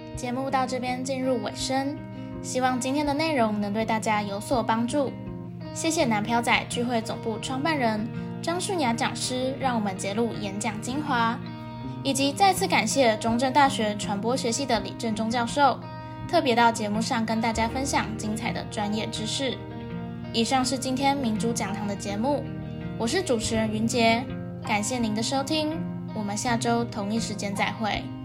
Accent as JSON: {"language": "Chinese", "region": "Kaohsiung", "country": "Taiwan", "said": "因为我就是高雄人"}